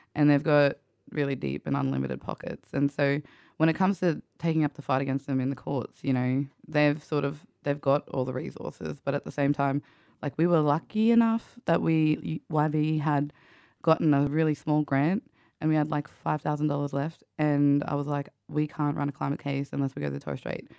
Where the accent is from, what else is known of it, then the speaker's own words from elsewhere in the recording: Central Queensland, Australia; I grew up in Kalkaki, Central Queensland